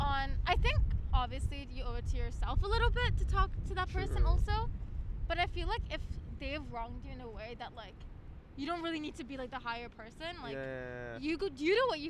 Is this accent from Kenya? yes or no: no; Dubai, United Arab Emirates; now in Toronto, Canada; I'm from Dubai.